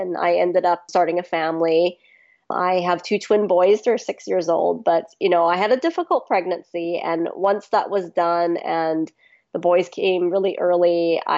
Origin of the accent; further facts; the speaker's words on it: Vancouver, British Columbia, Canada; also born or lived in Hong Kong / Bangkok, Thailand; I mostly grew up in Vancouver on the west coast of Canada